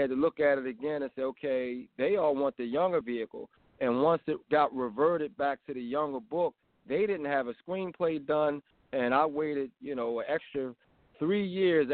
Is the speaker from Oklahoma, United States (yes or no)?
no; Philadelphia, Pennsylvania, United States; I was born in West Philly, and I moved into the Uptown Mount Airy area. And in the 80s, I mean, we were the fanciest black kids you could ever imagine.